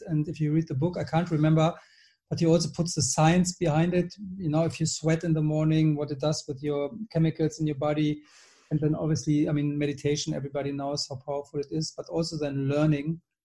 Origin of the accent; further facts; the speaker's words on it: Germany; moved away as an adult; also born or lived in Switzerland / London / Bordeaux / Gold Coast, Australia; now in Marbella, Spain; I'm German. I live in Spain, Marbella